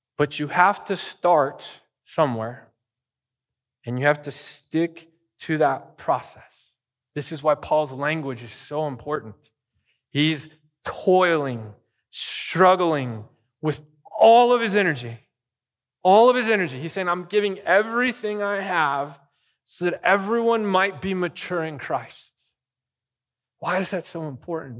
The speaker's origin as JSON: {"language": "English", "region": "Arizona", "country": "United States", "tie": "born or raised there", "moved": "yes", "lives_now": "Bakersfield, United States", "said": "I lived in Arizona"}